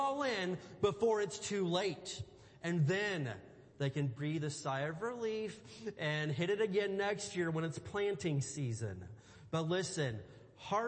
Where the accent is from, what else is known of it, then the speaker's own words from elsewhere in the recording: Indiana, United States; I grew up in Indiana, and I grew up just surrounded by cornfields